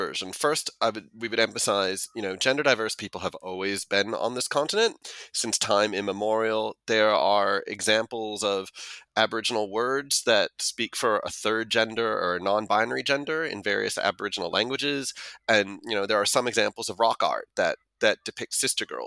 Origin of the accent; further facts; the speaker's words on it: United States; accent: American; moved away as an adult; now in Australia; I went to uni and you can tell from my accent that was in the US